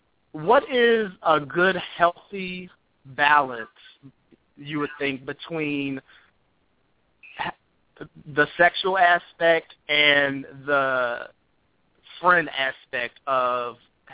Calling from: Maryland, United States; I'm calling from Sulin, Maryland.

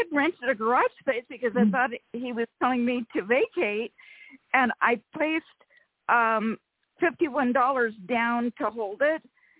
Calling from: Rancho Cordova, California, United States; from Rancho Cordova, California.

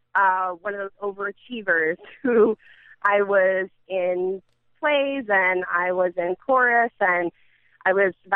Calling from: Edison, New Jersey, United States; I'm calling in from, specifically I'm calling from Edison.

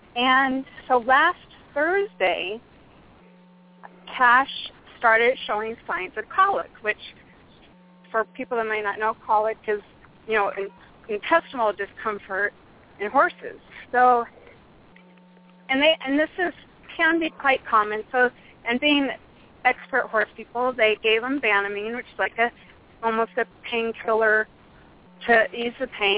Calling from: Phoenix, Arizona, United States; I am in the southeast corner of Phoenix, Arizona.

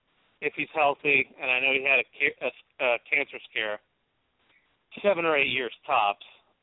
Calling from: Central Ohio, United States; I'm calling you from Ohio, actually Central Ohio

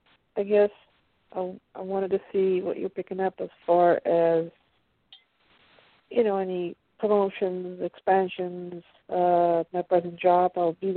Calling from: Pennsylvania, United States

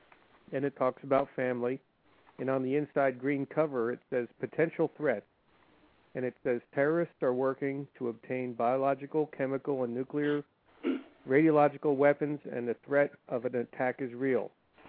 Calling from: Maryland, United States; I'm calling from Maryland.

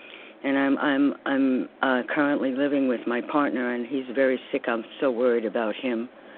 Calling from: New York, United States; I'm calling from New York also.

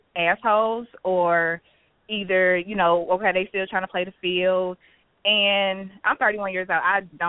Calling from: St. Louis, Missouri, United States; I'm calling from St. Louis.

